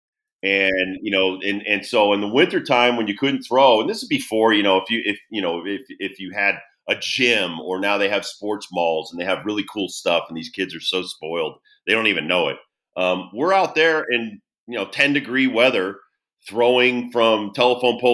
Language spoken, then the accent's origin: English; Southington, Connecticut, United States; growing up in Connecticut, New England